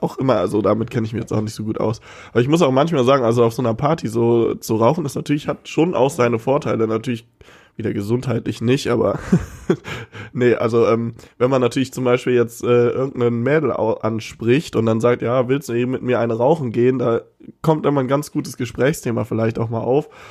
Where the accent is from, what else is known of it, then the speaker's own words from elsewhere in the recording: Cologne-Bonn area, North Rhine-Westphalia, Germany; Wir kommen aus dem Köln-Bonner Raum